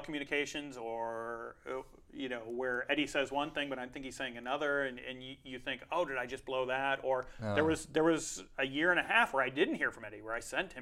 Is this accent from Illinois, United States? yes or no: yes; Chicago, Illinois, United States; now in Los Angeles, United States; I grew up in the Midwest in Chicago